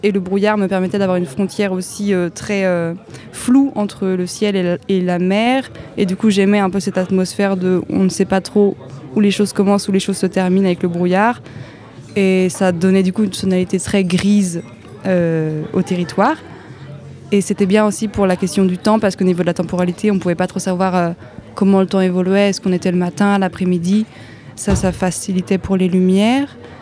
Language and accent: French; Brittany, France; j'ai grandi en Bretagne